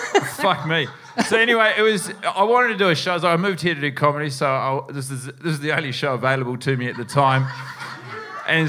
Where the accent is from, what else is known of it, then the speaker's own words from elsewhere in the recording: New Zealand; moved away; I moved here from New Zealand to do this.